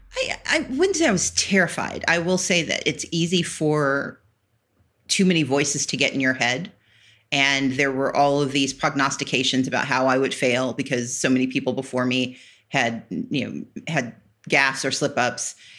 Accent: American South, United States; I grew up in the South of, you know, American South

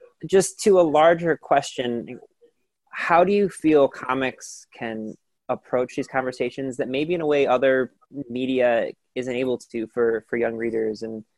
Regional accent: Cleveland, Ohio, United States; I'm from Cleveland

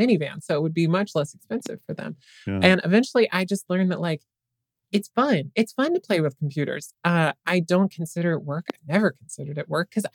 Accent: Western Nebraska, United States; I was raised in Western Nebraska

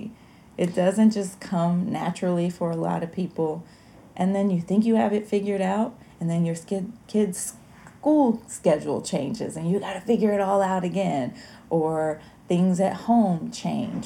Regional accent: Alabama, United States; I grew up in Alabama

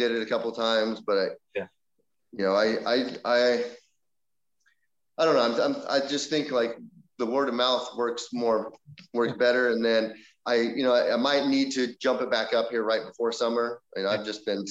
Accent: Northern California, United States; I'm from NorCal

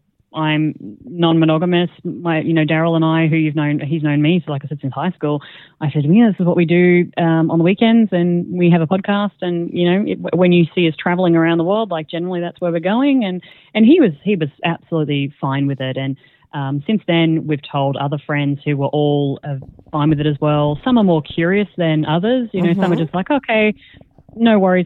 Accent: Australia; moved away as an adult; also born or lived in Singapore / Netherlands; now in Croatia; we're Australian, and we started our podcast down in Australia

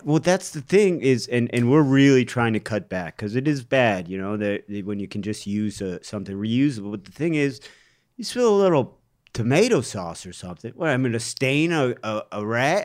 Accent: Cleveland, Ohio, United States; Cleveland, historically, has, my hometown has been the butt of many jokes.

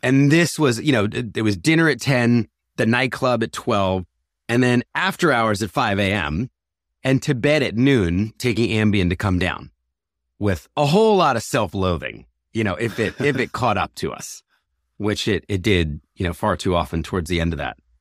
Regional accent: Philadelphia, Pennsylvania, United States; I was born in Philadelphia, raised in a conservative Christian family

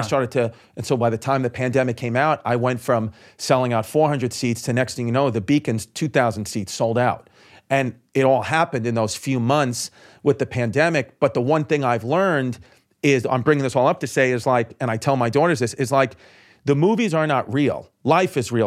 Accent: New York City, New York, United States; I was from Brooklyn

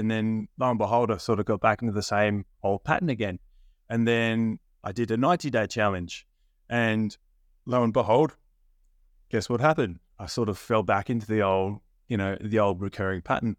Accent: Australia; So Australia, much like the UK, England, Ireland, Scotland, we have a very big drinking culture here.

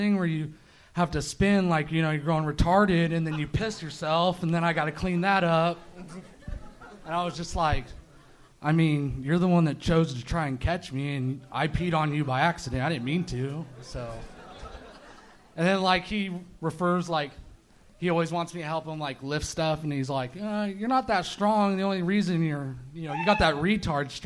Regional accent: Corning, California, United States; now in Red Bluff, United States; I grew up in Corning, like I said, where it was just a truck stop

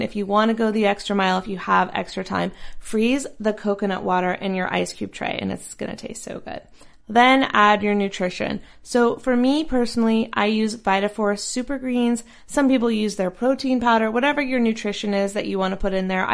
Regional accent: North Carolina, United States; now in Southern California, United States; North Carolina where I'm from

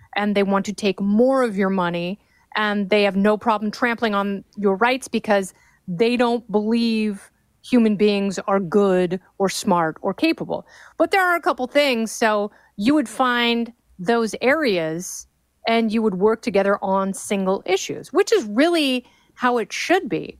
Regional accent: Los Angeles, California, United States; my hometown in Pacific Palisades, California

